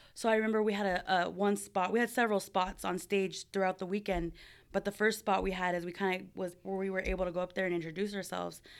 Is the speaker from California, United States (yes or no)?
yes; Buena Park, California, United States; also born or lived in Cypress, California; now in San Diego, United States; I am from Southern California, born and raised